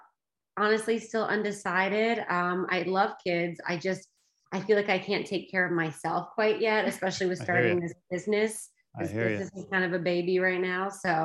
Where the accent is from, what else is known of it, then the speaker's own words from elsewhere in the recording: Danville, Kentucky, United States; moved away as an adult; also born or lived in South Carolina; now in Los Angeles, United States; I grew up in Kentucky, small town, Danville, right. Kentucky.